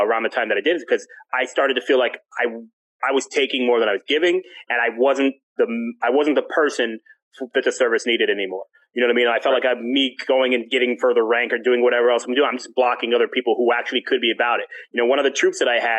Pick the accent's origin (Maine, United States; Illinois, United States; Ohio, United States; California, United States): Ohio, United States; now in Tampa, United States; I'm originally from Ohio